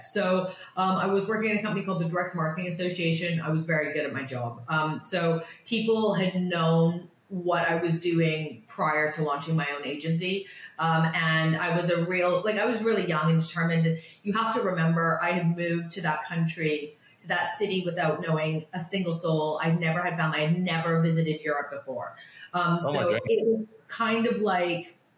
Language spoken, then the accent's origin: English; suburb of Vancouver, British Columbia, Canada; moved away as an adult; also born or lived in London, England; I'm Canadian. I'm from a very small town, suburb of Vancouver. I grew up with big dreams